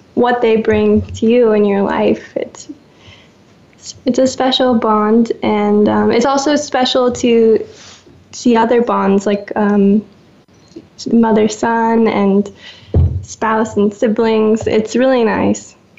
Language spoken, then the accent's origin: English; Seattle, Washington, United States; moved away; also born or lived in Woodinville, Washington; growing up with in the Seattle culture of coffee